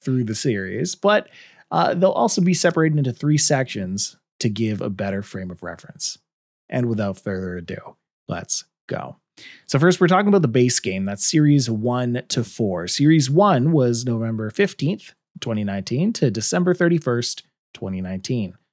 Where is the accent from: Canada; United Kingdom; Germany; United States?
Canada; I'm Canadian